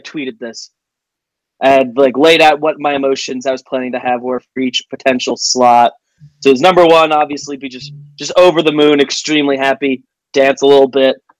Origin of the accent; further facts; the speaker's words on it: Northeast New Jersey, United States; Northeast New Jersey is the the easiest way to describe. I'm like ten minutes from the George Washington Bridge outside Manhattan and stuff